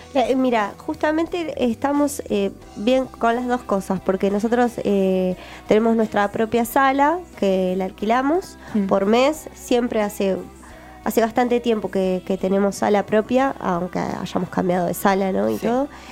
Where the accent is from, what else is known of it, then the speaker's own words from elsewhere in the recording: Buenos Aires, Argentina; yo soy de Capital, soy, yo soy mm. re porteña